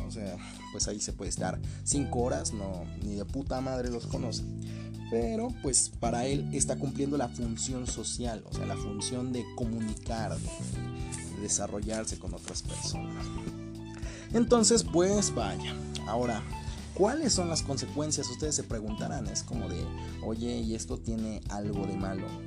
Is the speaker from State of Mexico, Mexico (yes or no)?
yes; Capulhuac, State of Mexico, Mexico; aquí en Capuluarca Aquí, pues no sé si alguno de los de aquí, de mi pueblito, me llegue a escuchar